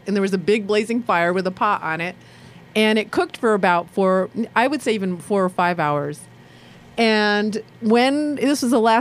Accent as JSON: {"language": "English", "country": "Sri Lanka", "moved": "yes", "lives_now": "Ann Arbor, United States", "said": "I'm a Sri Lankan Jew."}